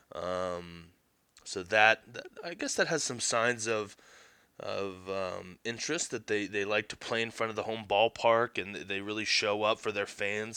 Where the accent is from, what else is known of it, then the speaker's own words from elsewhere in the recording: Blue Ash, Ohio, United States; I grew up in Blue Ash, Ohio